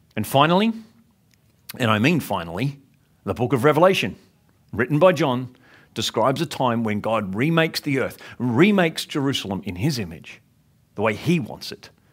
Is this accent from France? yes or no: no; Sydney, New South Wales, Australia; growing up in Sydney